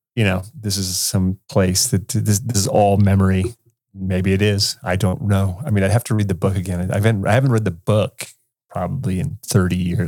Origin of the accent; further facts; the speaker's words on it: California, United States; I grew up in California, dude, where it was sunshiny all the time